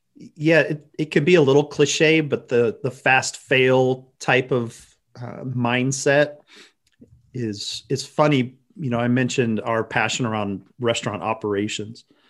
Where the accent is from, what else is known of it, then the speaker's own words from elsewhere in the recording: Austin, Texas, United States; growing up in Austin, Texas